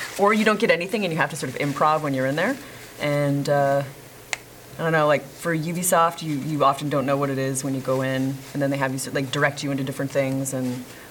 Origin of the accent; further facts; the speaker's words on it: Upper Peninsula of Michigan, United States; I'm from Michigan. Yeah. Okay. I'm a Youper originally, which is a little upper, like rural place in upper Michigan.